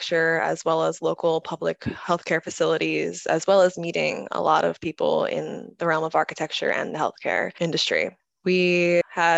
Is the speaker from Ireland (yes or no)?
no; United States; I'm from Westchester, and that's where I got my background in architecture